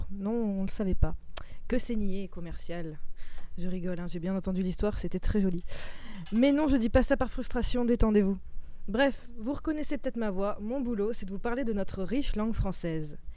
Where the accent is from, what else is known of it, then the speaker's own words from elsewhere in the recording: Marseille, Provence-Alpes-Côte d'Azur, France; Bah ben non, même si je suis marseillaise, je ne vous ferai pas ce plaisir. C'est pas du tout parce que j'ai pas l'accent marseillais de base.